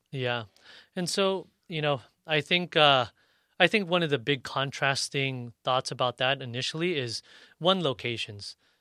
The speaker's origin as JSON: {"language": "English", "town": "National City", "region": "California", "country": "United States", "tie": "born or raised there", "said": "me growing up in Nashville City"}